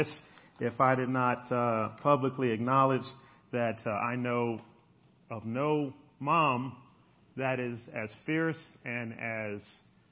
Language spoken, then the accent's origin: English; Chicago, Illinois, United States; We grew up in Chicago, and for those of you who know Chicago, big lake, beautiful lake shore, and we would ride from the south side all the way to downtown